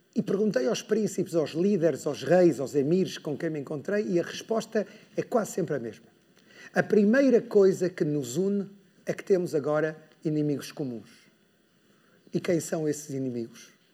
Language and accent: Portuguese; Porto, Norte, Portugal; moved away; Eu sou do Porto, então para mim vir ao Norte é, é sempre um prazer, é sentir que volto a casa